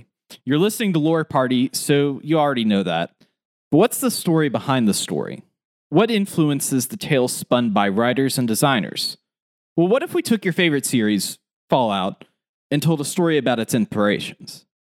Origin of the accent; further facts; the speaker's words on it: West Virginia, United States; accent: West Virginia; maybe my West Virginia accent will come out a little bit in the recording of this